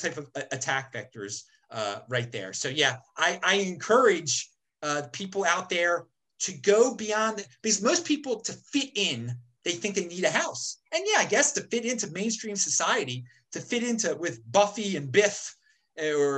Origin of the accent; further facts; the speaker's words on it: United States; I'm an American.